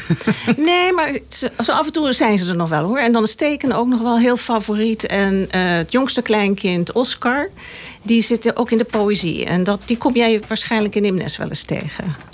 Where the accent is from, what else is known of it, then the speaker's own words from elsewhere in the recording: Laren, North Holland, Netherlands; Hier in Laren, op de Tafelbergweg